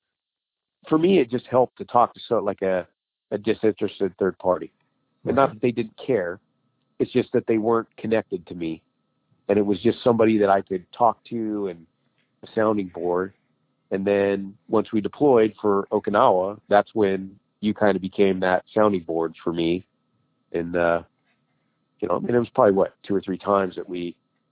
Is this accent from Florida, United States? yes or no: no; Idaho, United States; Cause both my wife and I grew up in Idaho.